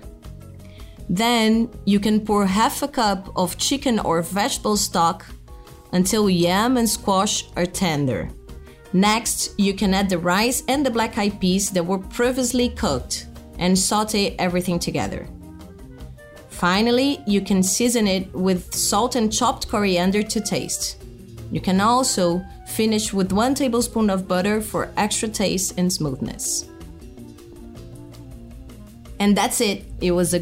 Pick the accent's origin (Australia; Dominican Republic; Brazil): Brazil; I'm a chef from Brazil